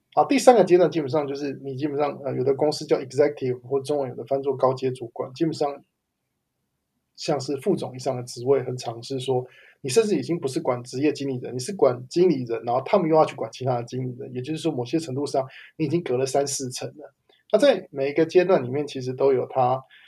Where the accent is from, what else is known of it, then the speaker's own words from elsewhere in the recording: Taiwan; moved away as an adult; now in United States; 因为我也是在台湾长大，然后到美国之后才开始，呃，大量使用英文在我的工作上